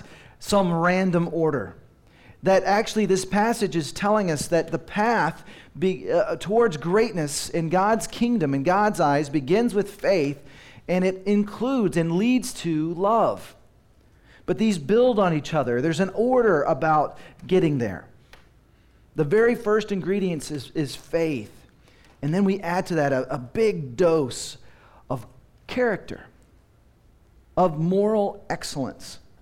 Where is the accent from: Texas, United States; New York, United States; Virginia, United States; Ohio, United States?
Texas, United States; Dallas; moved away as an adult; also born or lived in Seattle; I grew up in Dallas, but my wife and I, after we got married, moved to Seattle